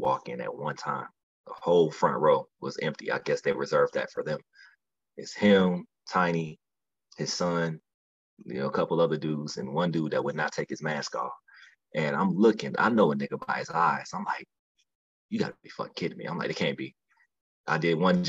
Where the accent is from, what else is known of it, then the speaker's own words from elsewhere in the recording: Midwest, United States; I'm from the Midwest, so we're naturally angry people.